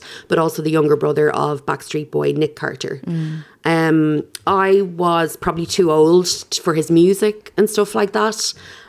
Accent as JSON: {"language": "English", "country": "Ireland", "said": "as an Irish person"}